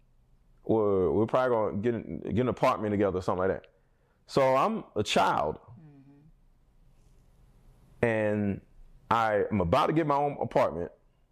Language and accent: English; Philadelphia, Pennsylvania, United States; moved away; I'm from Philly